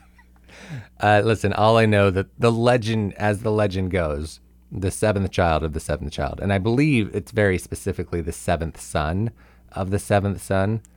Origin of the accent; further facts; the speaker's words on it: Simi Valley, California, United States; moved away; Visiting some people in Simi Valley, my hometown.